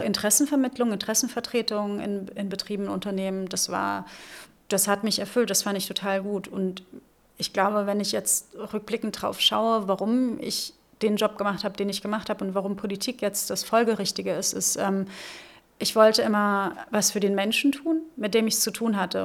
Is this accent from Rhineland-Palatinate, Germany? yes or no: yes; Rhineland-Palatinate, Germany; also born or lived in Northern Germany / Lübeck / Hesse; now in Berlin, Germany; ich bin in der Südpfalz groß geworden. Ich bin in Norddeutschland geboren